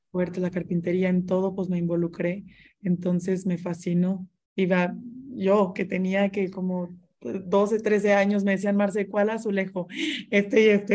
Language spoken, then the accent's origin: Spanish; Monterrey, Nuevo León, Mexico; yo soy de Monterrey